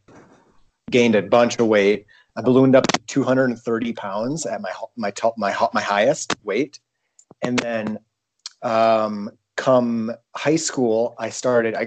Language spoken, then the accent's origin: English; Kranzburg, South Dakota, United States; I come from Kranzberg